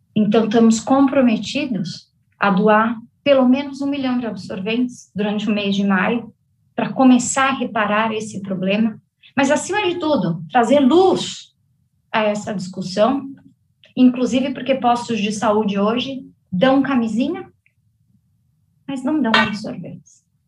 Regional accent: Brazil; moved away as an adult; also born or lived in Cincinnati, United States; a minha empresa na minha terra natal, hum, o Brasil

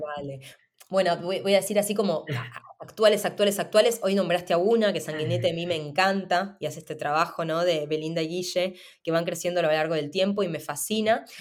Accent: Argentina; moved away; vengo además de Argentina

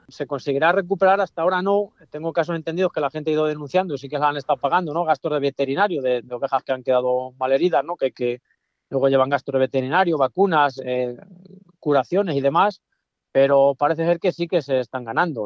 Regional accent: Hoyo de Pinares, Castile and León, Spain; yo en mi pueblo estoy muy cerca al hoyo de Pinaras, el municipio.

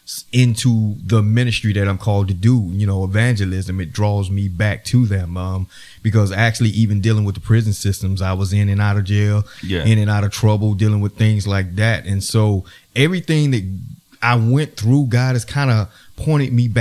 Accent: Spartanburg, South Carolina, United States; I'm from Spartanburg, South Carolina

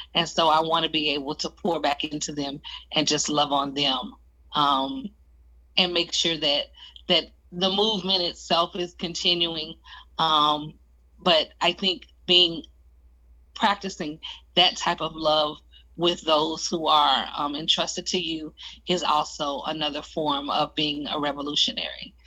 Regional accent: Oklahoma, United States; I come from Oklahoma

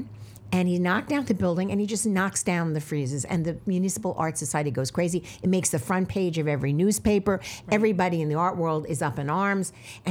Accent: New York City, New York, United States; I'm outer from Brooklyn. Where in Brooklyn? In Midwood. It was Flappish, Midwood, Kensington.

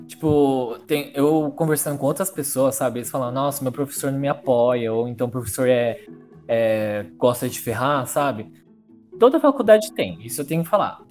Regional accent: São Carlos, São Paulo, Brazil; also born or lived in Araras; eu sou de São Carlos, tá? Minha mãe mora em São Carlos

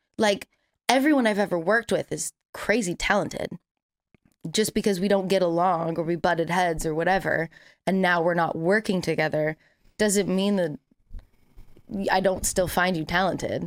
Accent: California, United States; I have literally never lived anywhere else.

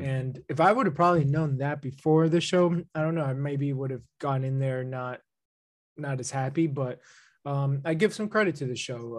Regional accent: New Jersey, United States; growing up in New Jersey

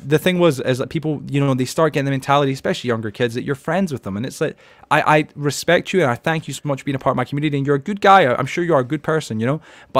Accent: Edinburgh, Scotland, United Kingdom; because I grew up in Edinburgh in Scotland, the capital, but depending with Glasgow. But at the end of the day, where I grew up, that's how everybody sounded

